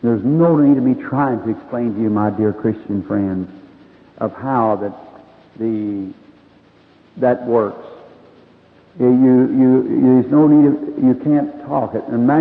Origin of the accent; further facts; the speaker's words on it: United States; I was born here in America